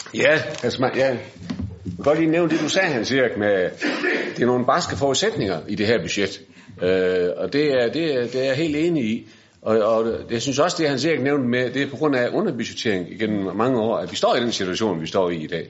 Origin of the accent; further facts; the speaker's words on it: Bramming, Southern Denmark, Denmark; Jeg kommer fra Bramming